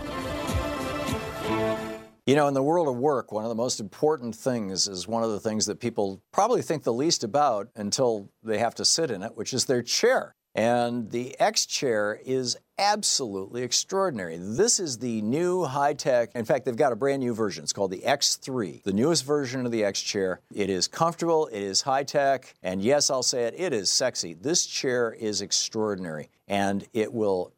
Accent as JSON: {"language": "English", "town": "Lansing", "region": "Michigan", "country": "United States", "tie": "born or raised there", "said": "I grew up in the Midwest. I grew up in Lansing, Michigan."}